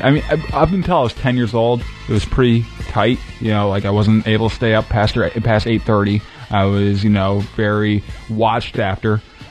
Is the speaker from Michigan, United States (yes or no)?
yes; Fowlerville, Michigan, United States; Mid Michigan. the town's called Fowlerville.